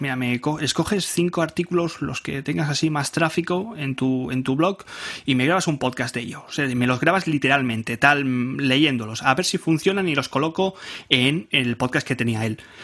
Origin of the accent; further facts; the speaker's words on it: Barcelona, Catalonia, Spain; soy de, soy de Barcelona, de España